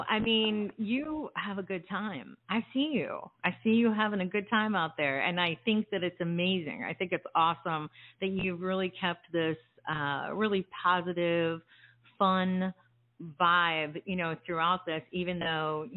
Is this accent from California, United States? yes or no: no; New Jersey, United States; I'm originally from New Jersey